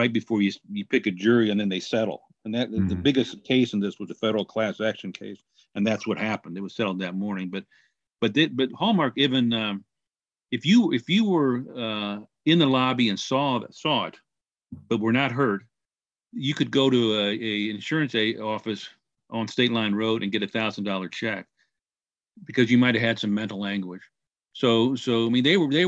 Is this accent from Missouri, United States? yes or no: yes; Kansas City, Missouri, United States; moved away; I was born and raised in Kansas City